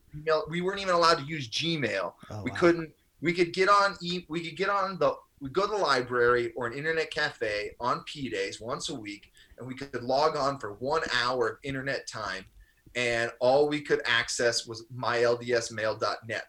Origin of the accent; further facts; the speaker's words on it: Maryland, United States; I grew up in Maryland